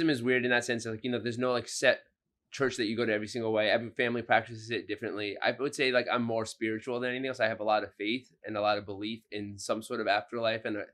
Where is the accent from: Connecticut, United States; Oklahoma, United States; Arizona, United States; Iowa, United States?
Connecticut, United States; Fairfield; moved away as an adult; also born or lived in Boston; now in New York City, United States; I was raised in Fairfield, Connecticut, which is about like 45 minutes outside of New York City